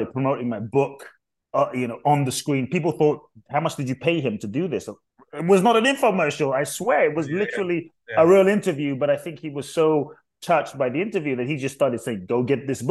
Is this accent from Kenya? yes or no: no; London, United Kingdom; also born or lived in Ghana / Mexico; now in United States; I was born in Ghana, West Africa. My father's from Ghana. My mother's Japanese. I grew up in London. I live in the US. I live partly in Mexico.